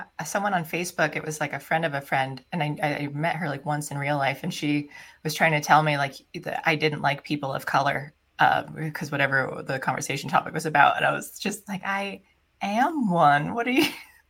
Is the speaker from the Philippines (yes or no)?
yes; Philippines; Because I'm Filipino and sometimes they're considered Hispanic too, but their language, because they were ruled by Spain.